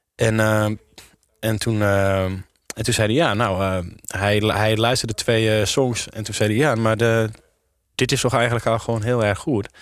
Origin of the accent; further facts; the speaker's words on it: Amsterdam, North Holland, Netherlands; Ook als Amsterdammer